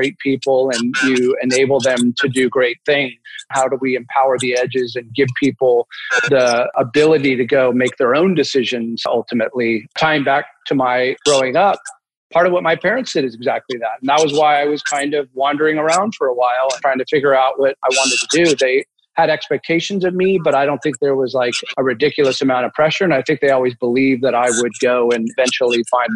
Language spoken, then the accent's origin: English; San Francisco, California, United States; I happen to be born and raised in San Francisco